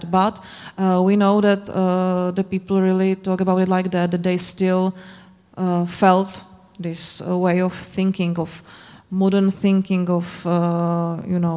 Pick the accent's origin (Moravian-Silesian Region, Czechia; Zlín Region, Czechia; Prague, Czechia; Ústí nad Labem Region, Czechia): Zlín Region, Czechia; Zlín; moved away; I'm from Zlin. And uh, I, I still have this feeling, and I don't live here anymore.